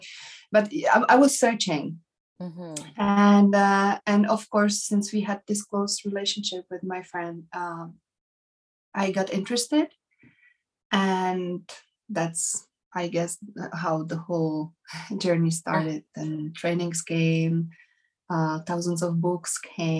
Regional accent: Prague, Czechia; English is a second language; I come from Prague, from Czech Republic

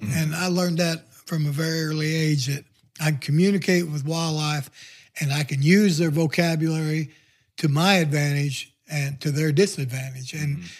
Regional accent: the Ozarks, United States; now in Neosho, United States; growing up in the Ozark

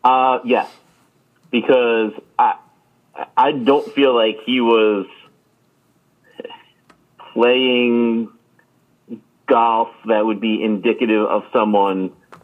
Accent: upstate New York, United States; I'm not Canadian. I mean, I guess I'm kind of from upstate New York.

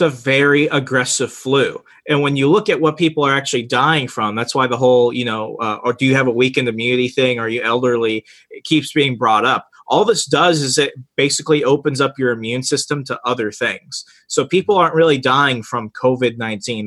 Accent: Arizona, United States; 200,000 people is the population of my hometown in Arizona. Right. Like it's just a small border town

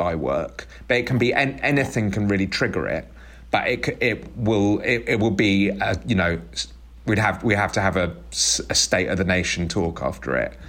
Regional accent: United Kingdom; We're quite British, actually, especially Teddy.

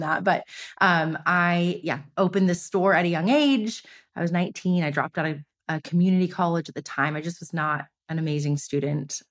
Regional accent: Los Angeles, California, United States; I grew up here in Los Angeles. I'm born and raised here

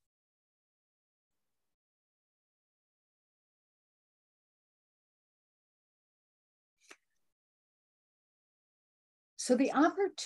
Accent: Chicago, Illinois, United States; I'm from Chicago

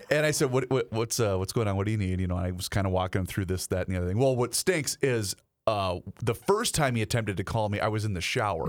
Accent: Faribault, Minnesota, United States; my hometown of Faribault

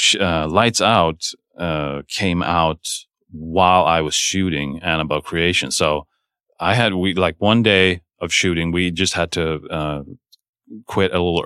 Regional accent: Sweden; moved away; I'm from Sweden, but I've never shot there

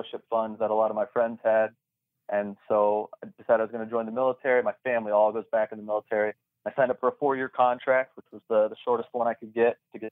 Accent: South Florida, United States; I was already here in South Florida

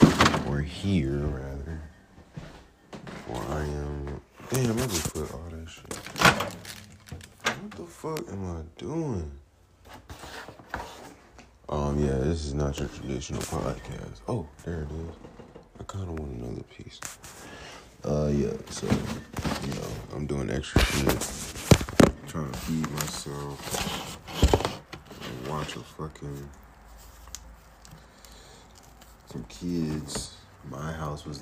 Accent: Georgia, United States; my home state, Georgia

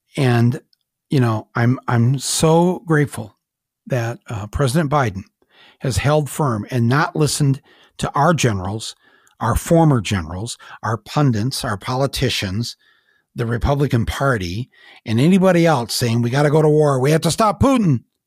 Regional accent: United States; it's very hard for me to speak as an American

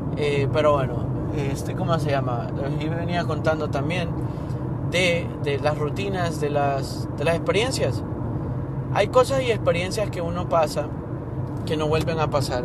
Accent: Honduras; moved away; soy de Honduras

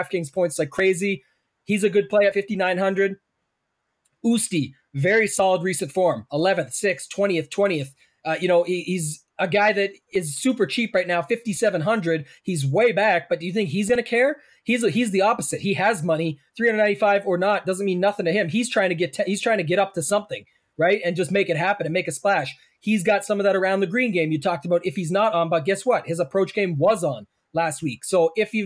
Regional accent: Canada; I'm Canadian

